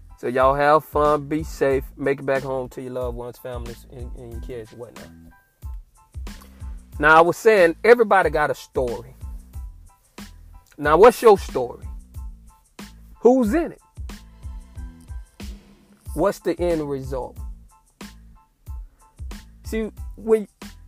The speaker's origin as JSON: {"language": "English", "town": "Fort Myers", "region": "Florida", "country": "United States", "tie": "born or raised there", "said": "I'm from Fort Myers, Florida. Born and raised"}